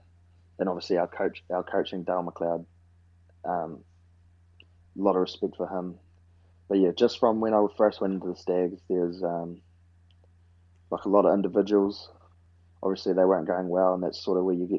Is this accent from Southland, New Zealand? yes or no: yes; Gore, Southland, New Zealand; also born or lived in Gold Coast, Australia / Auckland / Dunedin; Being from South, growing up in Southland